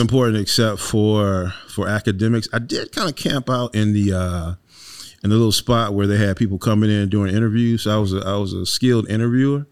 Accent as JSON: {"language": "English", "town": "Wilmington", "region": "North Carolina", "country": "United States", "tie": "born or raised there", "said": "born and raised in Wilmington, North Carolina"}